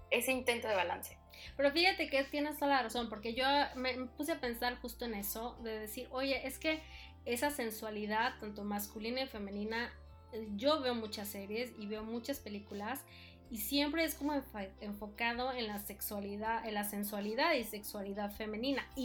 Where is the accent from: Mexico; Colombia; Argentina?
Mexico; Mexico City; yo vengo pues de la Ciudad de México, ¿verdad? Vengo de una familia pues católica, ¿no?